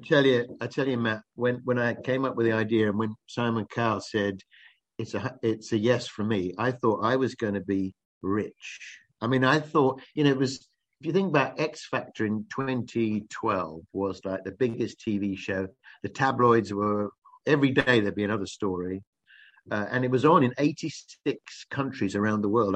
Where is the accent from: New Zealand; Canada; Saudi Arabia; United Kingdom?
United Kingdom; Kent, South East England; I'm from Kent